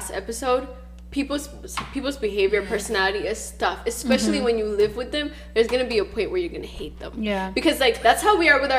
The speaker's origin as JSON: {"language": "English", "country": "Ethiopia", "tie": "born or raised there", "moved": "yes", "said": "growing up in Ethiopia"}